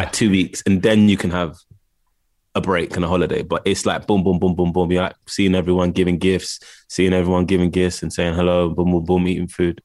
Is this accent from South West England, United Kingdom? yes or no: no; London, United Kingdom; also born or lived in Los Angeles; I grew up in Camden Town, well, Camden